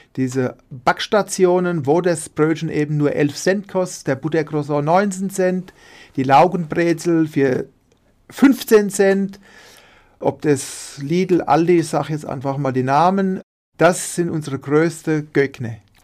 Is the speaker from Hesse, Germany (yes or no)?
yes; Münster, Hesse, Germany; also born or lived in Dieburg; ich bin in Dieburg geboren, in der Fastnachtshochburg und wohnen tue ich in Münster, das Nachbarort von Dieburg